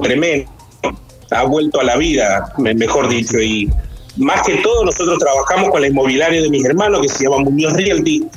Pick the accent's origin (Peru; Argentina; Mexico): Argentina; moved away as an adult; now in Detroit, United States; mantener la identidad argentina de nosotros